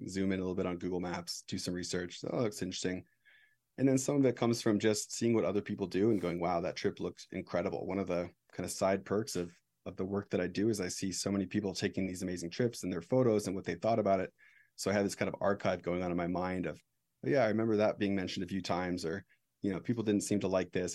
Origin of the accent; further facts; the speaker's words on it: United States; as an American